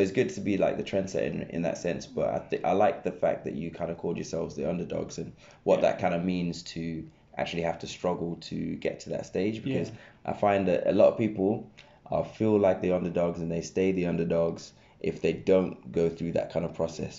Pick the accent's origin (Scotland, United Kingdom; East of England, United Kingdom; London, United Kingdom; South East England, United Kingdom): South East England, United Kingdom; Reading; I grew up in Reading